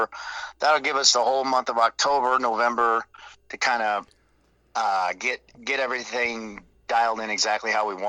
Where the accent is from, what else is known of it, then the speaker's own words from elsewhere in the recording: Nixa, Missouri, United States; moved away; I'm from Springfield originally, actually Nixa.